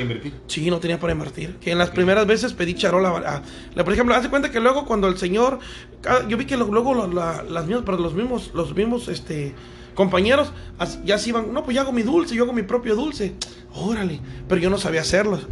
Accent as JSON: {"language": "Spanish", "region": "Veracruz", "country": "Mexico", "tie": "born or raised there", "also_born_or_lived": "Mexico City", "said": "yo nací en México, pero me crié aquí en Veracruz"}